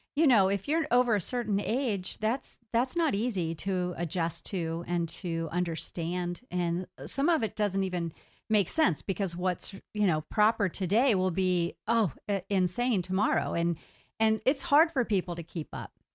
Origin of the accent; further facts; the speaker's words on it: United States; I'm here an American going into Canada